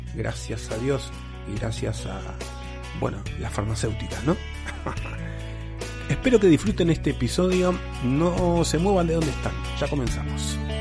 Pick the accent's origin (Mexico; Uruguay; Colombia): Uruguay; nosotros los uruguayos